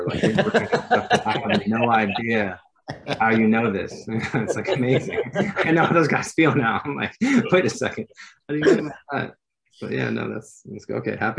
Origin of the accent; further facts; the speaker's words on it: Virginia, United States; And I'm from Virginia.